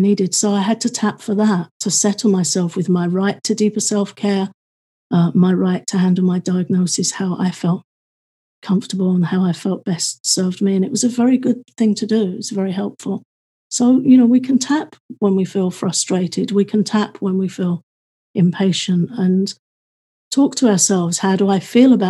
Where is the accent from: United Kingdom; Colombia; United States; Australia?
United Kingdom; I'm British